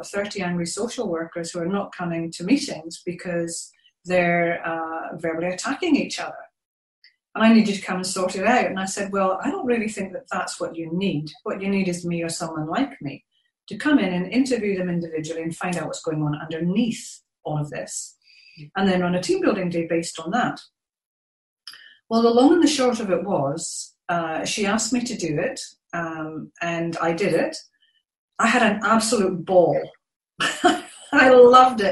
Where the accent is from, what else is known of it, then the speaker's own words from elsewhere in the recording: Scotland, United Kingdom; moved away as an adult; now in New Zealand; I'm originally from Scotland, but I've been living in New Zealand for just over 14 years.